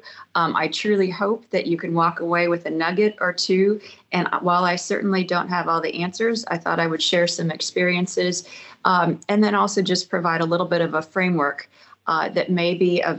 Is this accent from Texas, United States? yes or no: no; San Francisco, California, United States; moved away as an adult; also born or lived in Los Angeles, California / Tucson, Arizona; born and raised in the San Francisco Bay Area